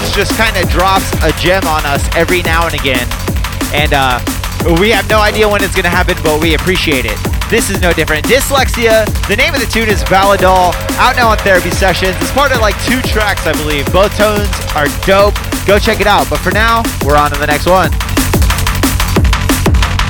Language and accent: English; Jacksonville, Florida, United States; moved away; I'm from Jacksonville, Florida originally